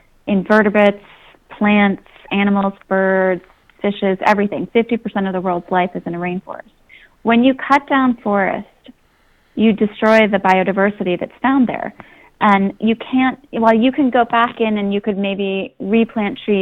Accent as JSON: {"language": "English", "town": "Philadelphia", "region": "Pennsylvania", "country": "United States", "tie": "born or raised there", "said": "I grew up in Philadelphia, had family in Pittsburgh"}